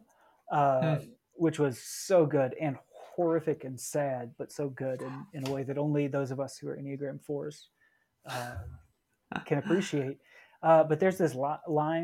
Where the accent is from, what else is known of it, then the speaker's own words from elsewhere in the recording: the Bible Belt, United States; growing up in the Bible Belt